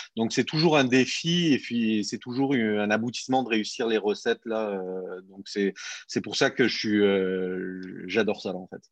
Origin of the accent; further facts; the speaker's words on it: Montpellier, Occitania, France; moved away as an adult; now in Quebec, Canada; je suis parti de France, je viens de, Montpellier, dans le sud de la France.